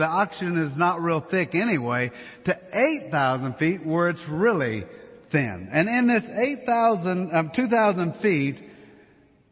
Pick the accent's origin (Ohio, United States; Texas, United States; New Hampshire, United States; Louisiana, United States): Louisiana, United States; now in Colorado, United States; Since we're from Louisiana